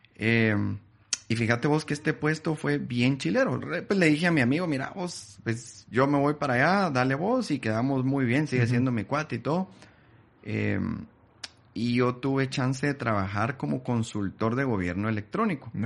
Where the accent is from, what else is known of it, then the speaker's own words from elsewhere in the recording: Guatemala City, Guatemala Department, Guatemala; yo nací en, en Guate